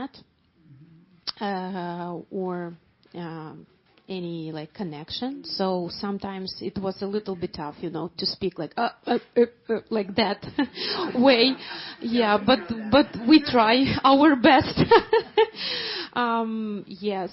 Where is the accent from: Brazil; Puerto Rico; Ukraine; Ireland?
Ukraine; Mariupol, Donetsk Oblast; English is a second language; moved away as an adult; also born or lived in Poland; now in Germany; I'm originally from Mariupol